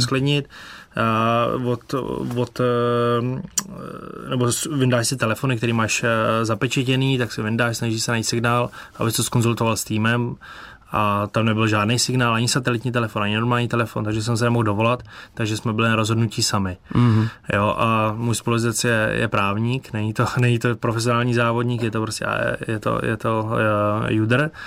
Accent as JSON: {"language": "Czech", "country": "Czechia", "said": "Z Čech."}